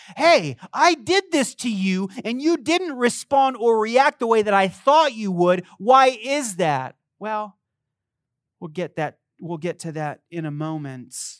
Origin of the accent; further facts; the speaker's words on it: Las Vegas, Nevada, United States; I'm from Las Vegas.